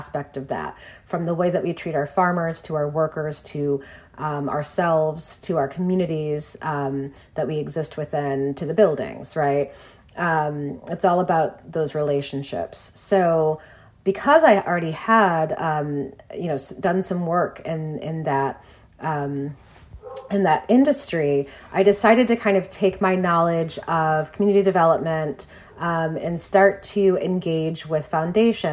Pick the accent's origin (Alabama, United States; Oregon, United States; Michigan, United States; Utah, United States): Michigan, United States; Detroit; Detroit, my hometown